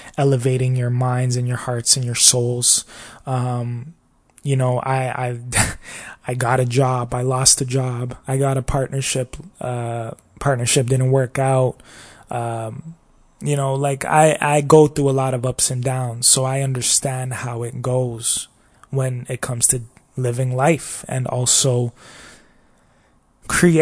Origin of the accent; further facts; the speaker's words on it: Toronto, Ontario, Canada; I come from Toronto, Canada